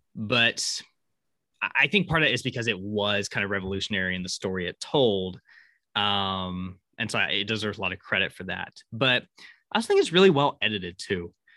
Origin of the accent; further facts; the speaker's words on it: Syracuse, Kansas, United States; where I grew up in Syracuse, is that there used to be a big Harvey house there